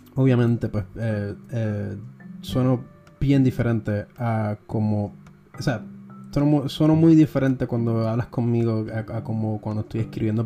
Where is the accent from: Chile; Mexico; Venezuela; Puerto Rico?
Puerto Rico; Nos ha pasado a nosotros los puertorriqueños